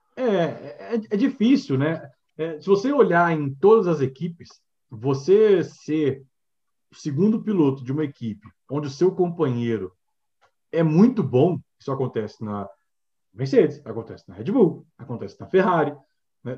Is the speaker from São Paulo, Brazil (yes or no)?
no; Brasília, Federal District, Brazil; nós somos de Brasília